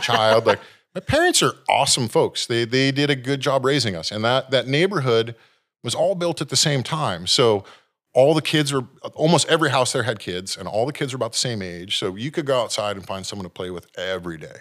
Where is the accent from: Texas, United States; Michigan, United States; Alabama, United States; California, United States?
California, United States; San Jose; now in Santa Cruz, United States; born and raised in San Jose